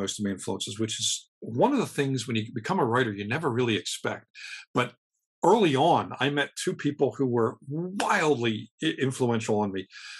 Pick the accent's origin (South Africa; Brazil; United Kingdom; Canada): United Kingdom; Scotland; I'm Scottish.